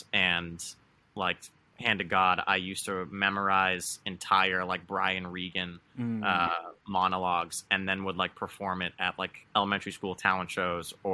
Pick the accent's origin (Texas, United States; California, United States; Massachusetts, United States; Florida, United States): Massachusetts, United States; Winchester; I grew up like 25 minutes north of Boston, Winchester.